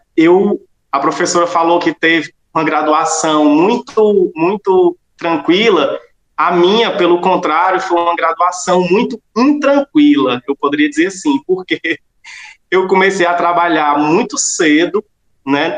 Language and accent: Portuguese; Solonópolis, Ceará, Brazil; moved away as an adult; also born or lived in Fortaleza; voltei à minha terra aqui, Solonópolis, e estou até hoje aqui na escola